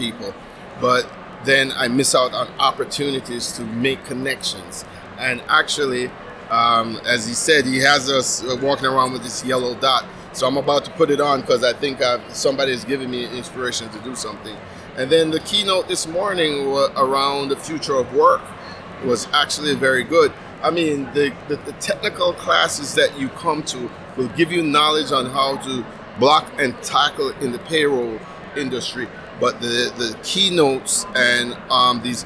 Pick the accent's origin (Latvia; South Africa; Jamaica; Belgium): Jamaica; moved away; I'm originally from Jamaica